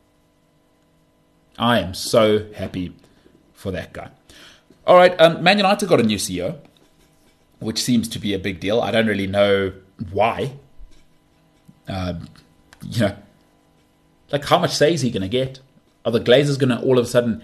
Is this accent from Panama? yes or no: no; South Africa; I'm a South African